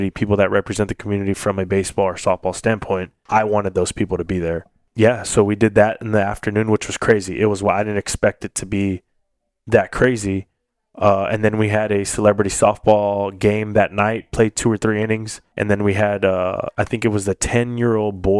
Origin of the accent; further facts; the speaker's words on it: Corpus Christi, Texas, United States; I was back in my hometown.